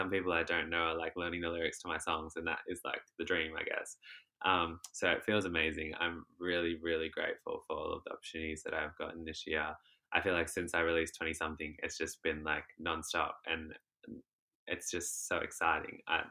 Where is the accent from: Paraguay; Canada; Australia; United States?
Australia; Shepparton, Victoria; In Shepparton, I teach dancing, and so my dance school that I work at there